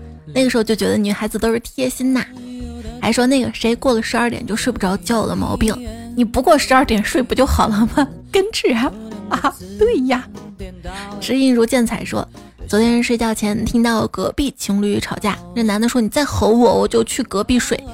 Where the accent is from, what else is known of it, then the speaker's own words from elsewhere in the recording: northern China, China; moved away as an adult; also born or lived in Chengdu; 我作为从小在北方长大的人